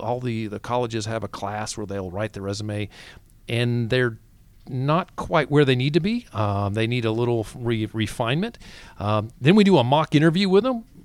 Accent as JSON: {"language": "English", "region": "the South", "country": "United States", "said": "I'm from the South"}